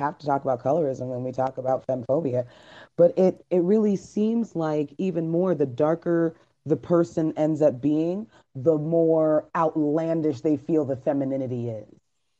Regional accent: Trinidad & Tobago; I was saddened to learn that my home country of Trinidad tops this list with 6.6 deaths per 100,000 women.

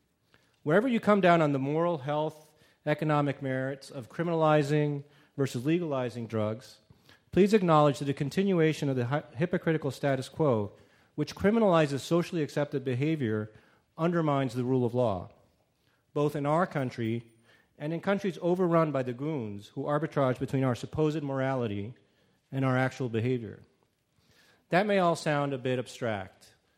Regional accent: Mexico; now in United States; I am proud I grew up in Mexico, and I'm even more proud to be an American

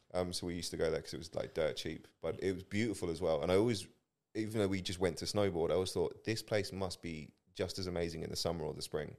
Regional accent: England, United Kingdom; moved away as an adult; now in Australia; I'm from England.

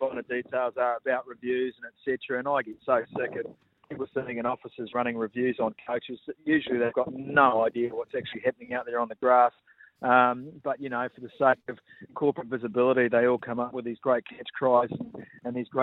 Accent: Waipu, New Zealand; I'm in my hometown, a little place called Waipu on the way to Whanganui.

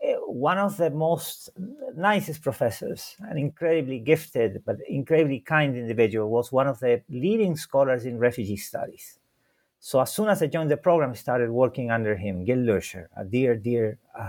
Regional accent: Santiago, Santiago Metropolitan Region, Chile; first language Spanish; English is a second language; I was born in Santiago de Chile, although I tend to say that I'm not the prototypical Chilean, because it was an accident that I was born there.

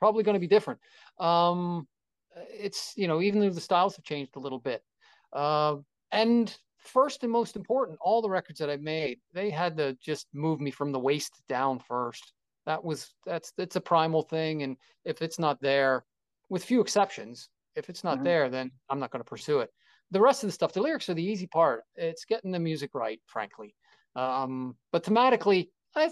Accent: Philadelphia, Pennsylvania, United States; I'm from Philadelphia

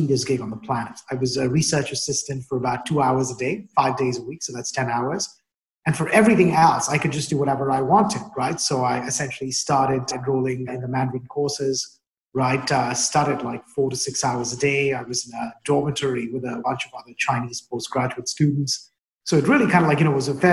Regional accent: New Delhi, Delhi, India; moved away; also born or lived in Indonesia; I grew up in New Delhi, India

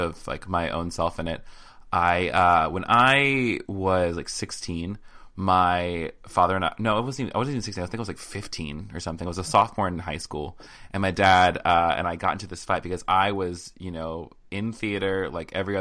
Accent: the South, United States; accent: southern; Anytime I'm around my family, my southern accent comes out so hard

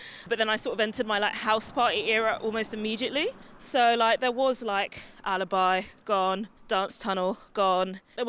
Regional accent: London, United Kingdom; also born or lived in Hackney; I'm from London, and my mum lives in Enfield.

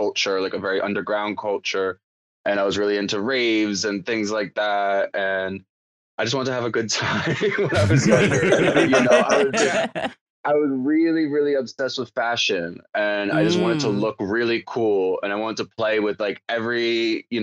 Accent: New Jersey, United States; also born or lived in Ireland (ancestry); I was born in New Jersey

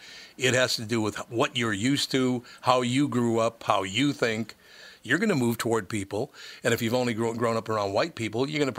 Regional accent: Minneapolis, Minnesota, United States; One thing I will tell you about growing up in North Minneapolis, I never saw the strife in North Minneapolis that apparently everybody else in the world saw.

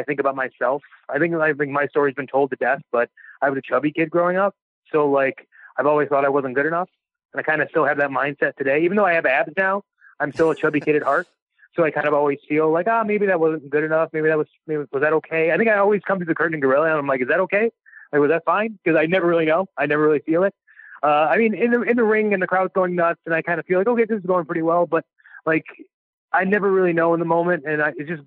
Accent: Cleveland, Ohio, United States; I'm from Cleveland

